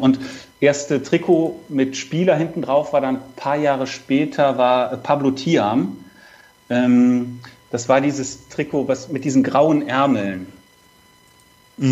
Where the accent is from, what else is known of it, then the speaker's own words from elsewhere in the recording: Cologne, North Rhine-Westphalia, Germany; als gebürtiger Kölner